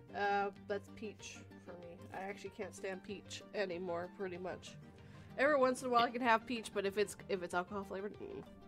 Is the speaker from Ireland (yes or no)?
no; Canada; I'm Canadian